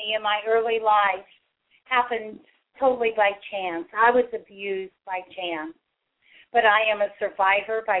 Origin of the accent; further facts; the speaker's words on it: St. Joseph, Missouri, United States; I grew up in St. Joseph, Missouri